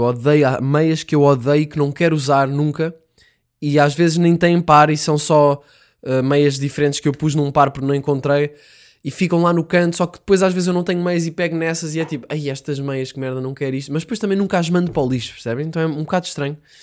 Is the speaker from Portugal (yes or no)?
yes; Vizela, Norte, Portugal; Eu sei que estou a exagerar um bocado o sotaque, mas eu sou de Bizela